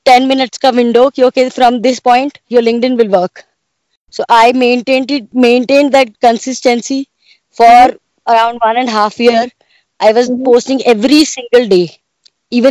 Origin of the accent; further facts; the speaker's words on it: Bathinda, Punjab, India; moved away; I was born and brought up in Punjab, Bathinda, in a small place